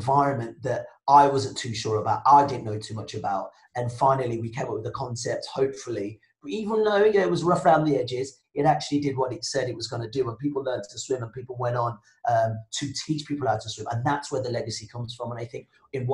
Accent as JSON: {"language": "English", "town": "Birmingham", "region": "West Midlands", "country": "United Kingdom", "tie": "born or raised there", "also_born_or_lived": "Nigeria / France", "first_language": "Yoruba and English", "said": "I'm Nigerian born, black guy, moved to Birmingham when I was 8"}